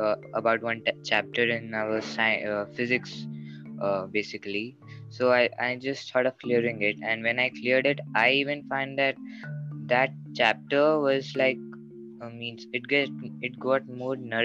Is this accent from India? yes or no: yes; India; I'm from India.